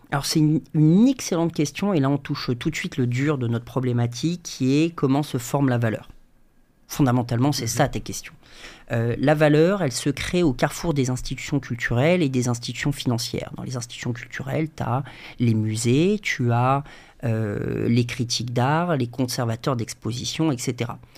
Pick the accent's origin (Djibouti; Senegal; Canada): Djibouti; moved away as an adult; also born or lived in London / Bordeaux; je suis né à, je Djibouti, en Afrique de l'Est, entre l'Éthiopie, l'Érythrée, euh, la Somalie. J'ai grandi 18 euh, ans